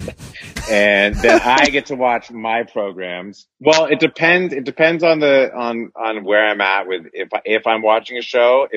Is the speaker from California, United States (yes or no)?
yes; Northern California, United States; born or raised there